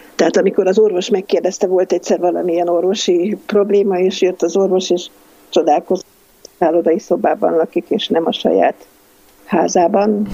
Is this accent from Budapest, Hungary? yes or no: yes; Budapest, Hungary; Valaha én Butha ilány voltam, most már Pesti vagyok